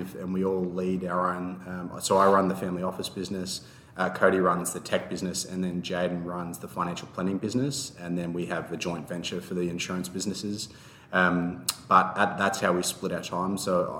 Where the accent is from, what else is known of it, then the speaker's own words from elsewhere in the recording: Evans Head, New South Wales, Australia; also born or lived in Brisbane, Australia; I'm from Evans Head in northern New South Wales